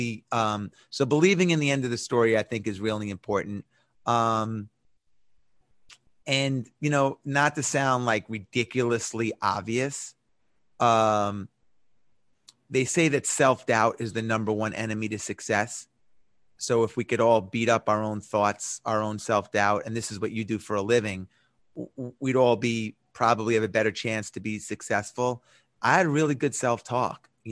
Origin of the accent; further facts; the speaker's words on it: New York City, New York, United States; moved away as an adult; now in Atlanta, United States; I'm a New Yorker